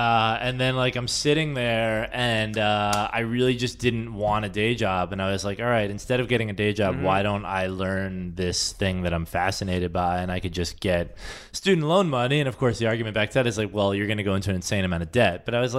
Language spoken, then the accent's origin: English; New York, United States; because I don't feel like you can know a city as a New Yorker.